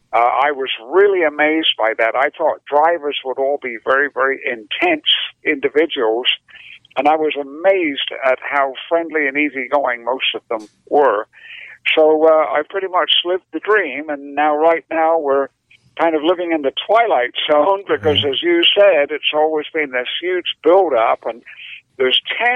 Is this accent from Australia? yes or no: no; United Kingdom; I'm actually British, although it doesn't sound like it anymore.